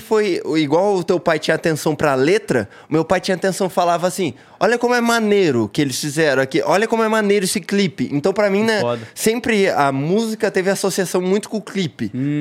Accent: Paranaguá, Paraná, Brazil; also born or lived in Curitiba / Siqueira Campos; eu cresci em Paranaguá e daí mudei para Curitiba, Siqueira Campos, e aí é no Paraná

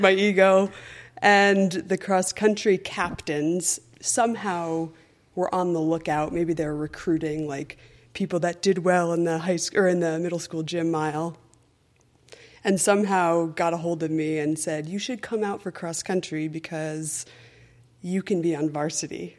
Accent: Ridgefield, Connecticut, United States; I grew up in Richfield, Connecticut

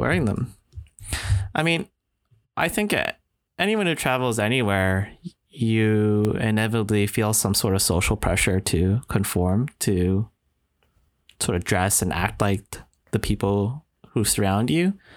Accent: Canada; also born or lived in Singapore; I'm Japanese Canadian

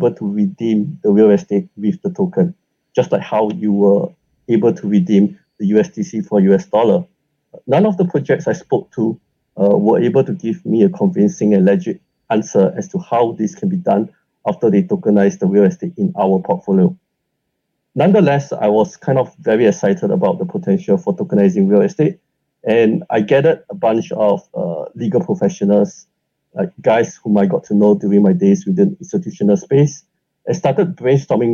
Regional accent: Singapore; I grew up in Singapore.

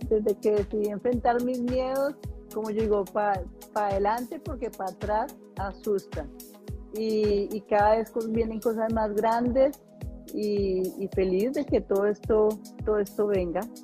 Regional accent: Colombia; now in Atlanta, United States; es mi tierra eh, y llegar allá como, como colombiana, eh, emprendedora, empresaria, inmigrante que llegó a los Estados Unidos

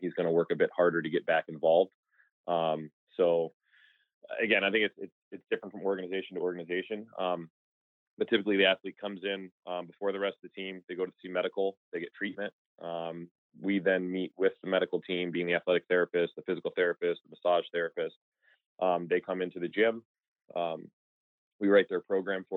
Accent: Midwest, United States; moved away as an adult; also born or lived in Arizona; Growing up in the Midwest

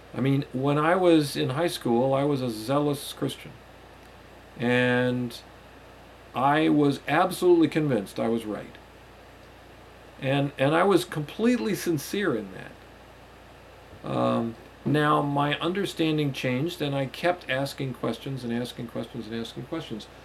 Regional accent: United States; the society in which I was raised here in the United States

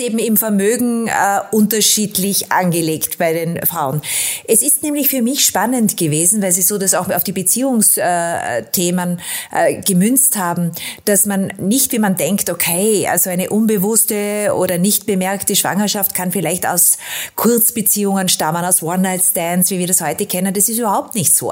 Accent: Austria; da bin ich als Österreicherin äh, und aus der Nation, aus Sigmund Freud

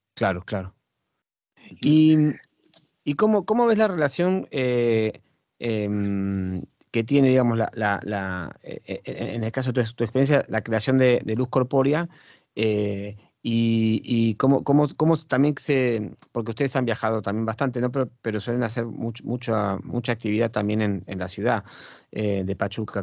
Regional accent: Argentina; moved away; mi país de origen, que es, Argentina.

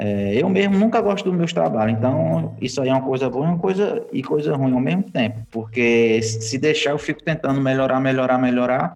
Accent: Piauí, Brazil; moved away as an adult; also born or lived in Recife; eu sou aqui do Piauí, já rodei o Brasil, o mundo e voltei pra cá pro Piauí de novo

